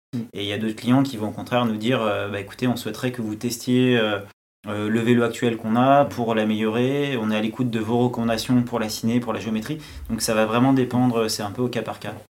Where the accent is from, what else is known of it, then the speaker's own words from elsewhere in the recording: France; pour nous, en tant que Français